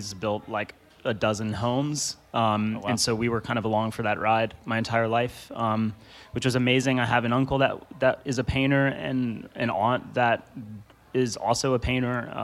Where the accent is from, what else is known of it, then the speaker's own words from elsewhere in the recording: Virginia Beach, Virginia, United States; now in New York, United States; I'm proud to say I'm from Virginia, Virginia Beach, Virginia